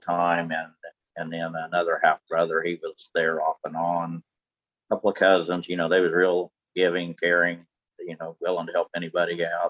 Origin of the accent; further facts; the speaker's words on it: California, United States; growing up in California